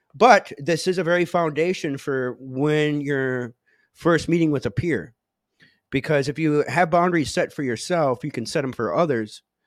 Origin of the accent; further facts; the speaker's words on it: Menominee Indian Tribe of Wisconsin, United States; I come from the Menominee Indian tribe of Wisconsin.